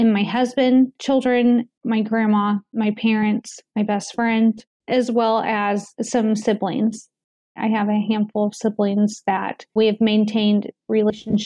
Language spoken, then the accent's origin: English; United States; as American citizens